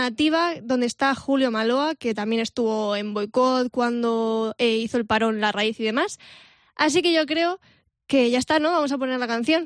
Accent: Vega Baja, Valencian Community, Spain; mi tierra, de la Vega Baja

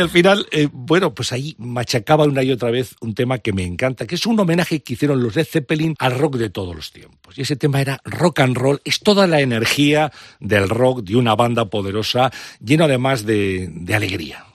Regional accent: Valladolid, Castile and León, Spain; empecé a escuchar discos con 12, 13 años en, Valladolid, de allí

